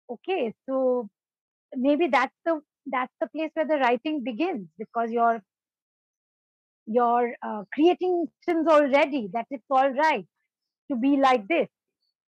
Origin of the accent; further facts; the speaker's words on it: Darjeeling, West Bengal, India; also born or lived in Ethiopia; when I was growing up in Darjeeling, I did grow up as, for many years, the only girl in an all-boys residential school